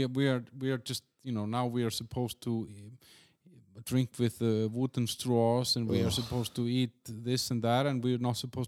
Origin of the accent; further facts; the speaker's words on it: Denmark; I mean, I came from Denmark where they're not really nice.